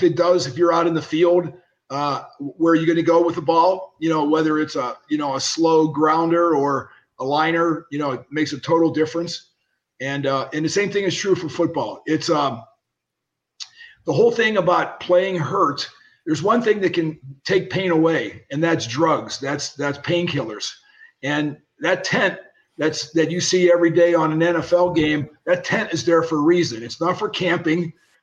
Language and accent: English; Pittsburgh, Pennsylvania, United States; born or raised there